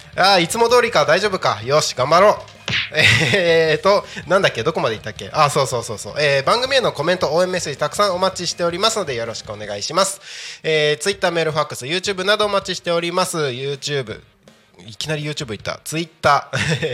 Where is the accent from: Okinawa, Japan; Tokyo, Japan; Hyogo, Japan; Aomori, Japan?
Aomori, Japan; Takko; 僕、田舎 青森県の田子町ですけど